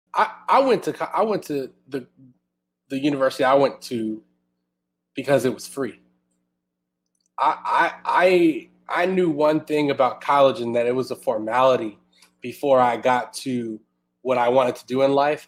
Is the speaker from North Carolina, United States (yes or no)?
no; Houston, Texas, United States; now in Austin, United States; I'm originally from Houston, and I'm itching to move back to my hometown